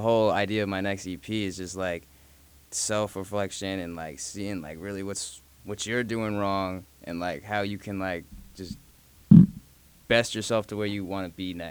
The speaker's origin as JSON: {"language": "English", "country": "Jamaica", "said": "I'm Jamaican"}